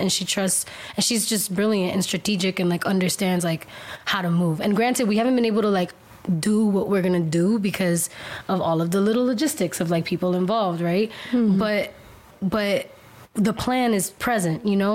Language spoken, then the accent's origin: English; Miami, Florida, United States; I'm Cuban American. I was born in Miami. I was raised in my culture, surrounded by Cuban people, like, my whole life